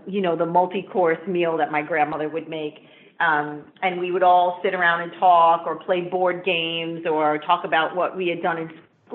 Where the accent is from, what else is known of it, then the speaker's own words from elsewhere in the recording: New York City, New York, United States; I grew up in the Bronx. I'm from the Bronx